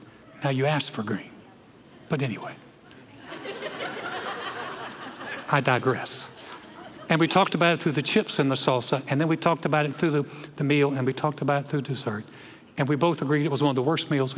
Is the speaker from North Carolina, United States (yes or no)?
yes; North Carolina, United States; moved away; I'm from North Carolina